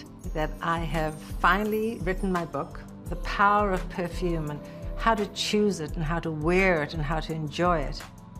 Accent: South Africa; moved away as an adult; now in United States; growing up in South Africa

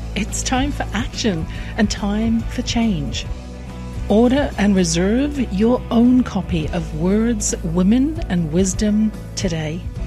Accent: England, United Kingdom; I grew up in England

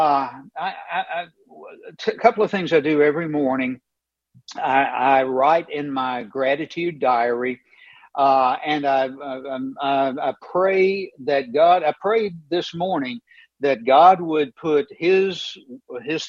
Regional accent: Knoxville, Tennessee, United States; I grew up in East Tennessee. I grew up in Knoxville, Tennessee

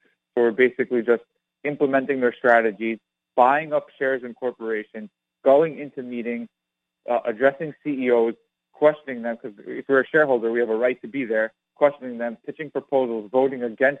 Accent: New York, United States; Well, I grew up in New York, so it just kind of was foisted upon me.

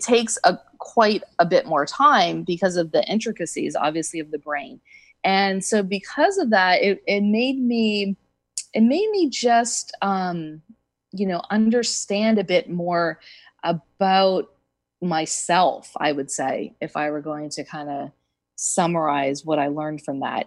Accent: East Coast, United States; moved away as an adult; also born or lived in Southern California; now in California, United States; I grew up on the East Coast and I've been in California though for probably about 19 years

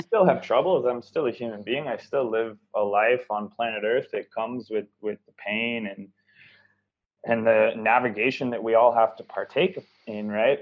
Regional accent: Seattle, Washington, United States; I grew up in America. I grew up in Seattle, Washington

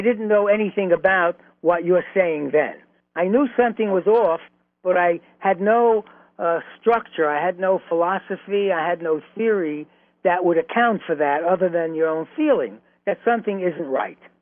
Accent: New York City, New York, United States; also born or lived in Flatbush, Brooklyn; the apartment in Flatbush, even though we were raised in Williamsburg

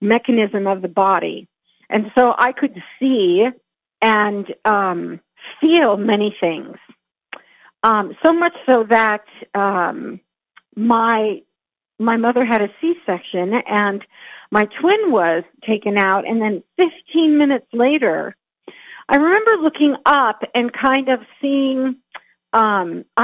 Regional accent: California, United States; I grew up in California, and I grew up with a very talented, incredibly talented family

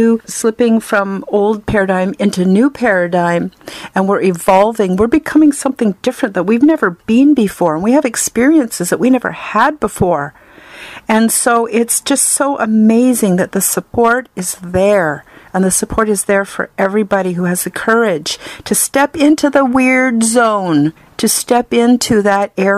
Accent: Canada; I'm Canadian

